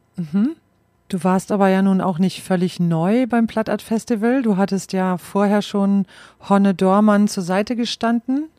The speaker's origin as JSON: {"language": "German", "area": "East Frisia", "region": "Lower Saxony", "country": "Germany", "tie": "born or raised there", "said": "ich in Ostfriesland aufgewachsen bin"}